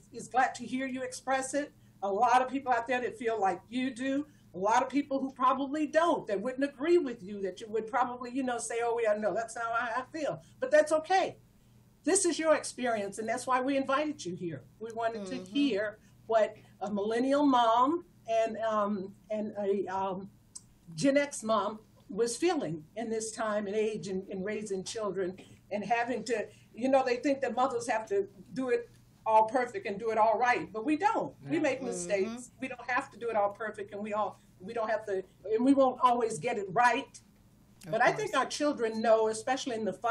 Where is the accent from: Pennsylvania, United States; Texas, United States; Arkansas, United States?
Texas, United States; moved away as an adult; also born or lived in Ohio; now in California, United States; I spent all of my productive years, growing years in Texas.